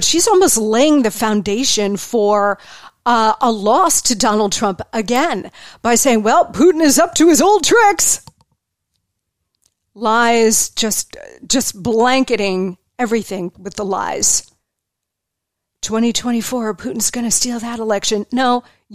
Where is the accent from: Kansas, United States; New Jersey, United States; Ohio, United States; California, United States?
New Jersey, United States; moved away; I grew up in New Jersey. My mom is still there